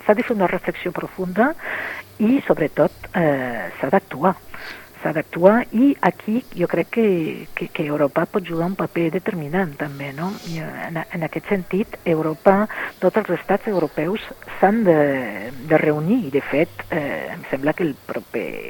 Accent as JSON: {"language": "Catalan", "country": "France", "moved": "yes", "said": "com a francesa"}